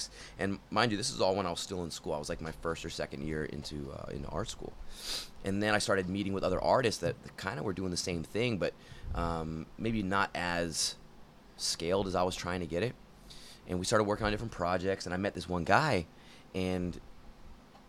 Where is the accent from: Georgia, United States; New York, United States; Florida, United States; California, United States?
California, United States; Sacramento; moved away as an adult; I was originally from Sacramento, and I moved here to go to art and film school